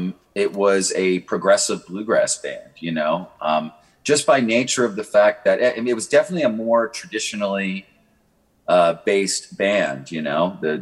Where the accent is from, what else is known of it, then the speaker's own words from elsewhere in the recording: Long Island, New York, United States; now in Nashville, United States; You know, I moved to Nashville from Long Island, you know, as a bluegrass guitar player.